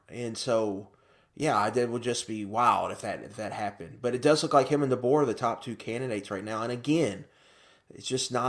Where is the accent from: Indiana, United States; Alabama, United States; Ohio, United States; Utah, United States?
Alabama, United States; I'm from Alabama